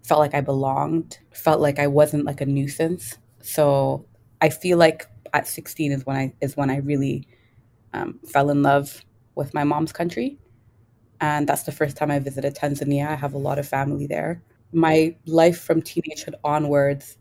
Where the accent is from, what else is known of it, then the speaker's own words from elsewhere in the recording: Toronto, Ontario, Canada; I am Kenyan. I was born and raised in Toronto.